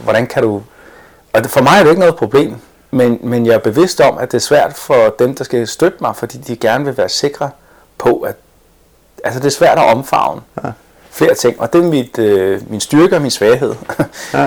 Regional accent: Denmark; born or raised there; first language English; also born or lived in Boston, United States

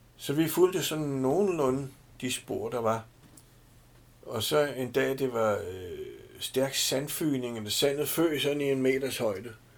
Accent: Denmark

